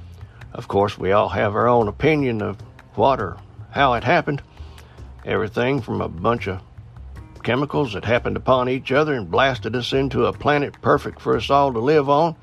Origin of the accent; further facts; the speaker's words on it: Appalachian Mountains, United States; being born and raised in the Appalachian Mountains